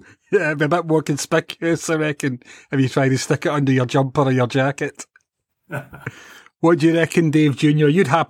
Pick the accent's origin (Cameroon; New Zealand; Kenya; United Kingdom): United Kingdom; Scotland; We're Scottish after all.